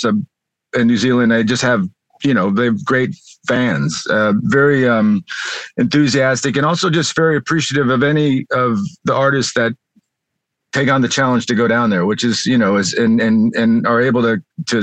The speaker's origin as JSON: {"language": "English", "town": "Las Vegas", "region": "Nevada", "country": "United States", "tie": "born or raised there", "also_born_or_lived": "Southern California", "moved": "yes", "lives_now": "California, United States", "said": "I grew up in Las Vegas and then have been in Southern California for a while"}